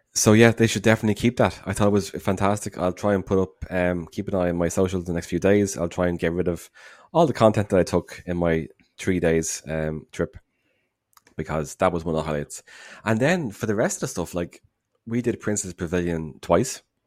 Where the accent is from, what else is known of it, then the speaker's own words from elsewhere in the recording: Dublin, Leinster, Ireland; from Dublin